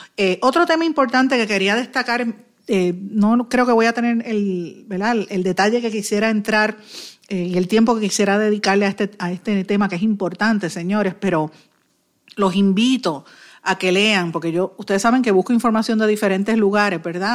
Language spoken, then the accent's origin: Spanish; Puerto Rico; aquí somos puertorriqueños